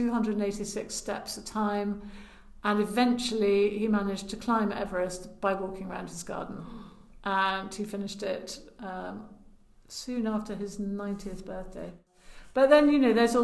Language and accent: English; Lyonshall, West Midlands, United Kingdom; Well, I'm from Herefordshire. I'm from Lionsall